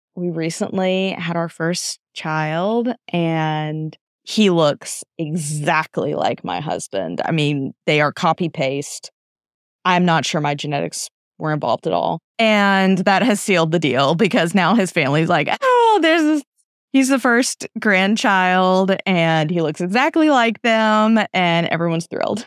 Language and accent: English; United States; I'm American.